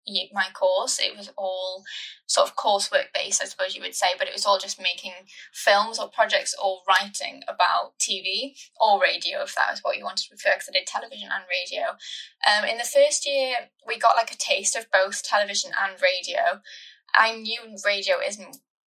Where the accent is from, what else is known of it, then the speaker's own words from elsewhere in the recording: Ammanford, Wales, United Kingdom; moved away as an adult; also born or lived in Salford; Growing up in Ammanford, which is sort of kind of, I feel like, in the middle of nowhere